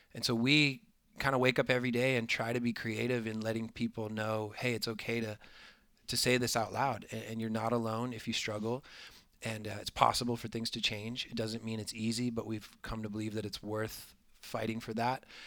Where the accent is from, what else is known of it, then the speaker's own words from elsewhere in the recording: Florida, United States; I am from Florida